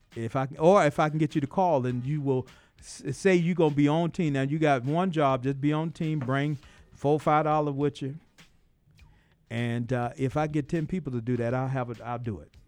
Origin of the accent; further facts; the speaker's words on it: Atlanta, Georgia, United States; growing up in South Side of Atlanta